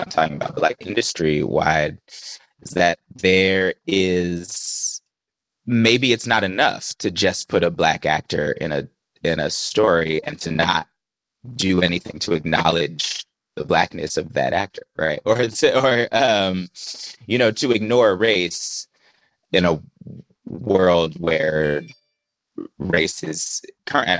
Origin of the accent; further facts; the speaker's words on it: the Bay Area, California, United States; I grew up in the Bay Area.